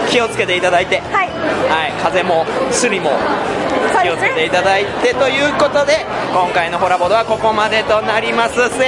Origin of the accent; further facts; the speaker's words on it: Tokushima, Japan; 私なんかもう徳島生まれなんでやっぱり、うん、もう田舎育ちですからこんな華やかなとこ歩いてたらもうだんだん体が縮んでいくんですよ